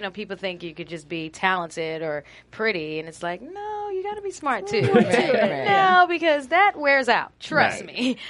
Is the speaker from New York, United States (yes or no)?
no; East Orange, New Jersey, United States; I'm from East Orange, New Jersey.